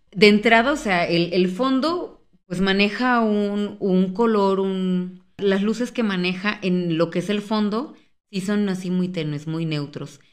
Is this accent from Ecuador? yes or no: no; Mexico; como mexicanos